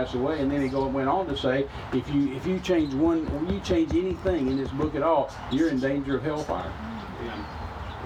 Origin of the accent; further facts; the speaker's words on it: United States; I'm an American